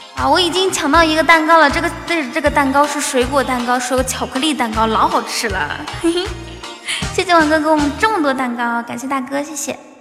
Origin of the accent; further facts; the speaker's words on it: Inner Mongolia, China; 在家里面啊。内蒙古。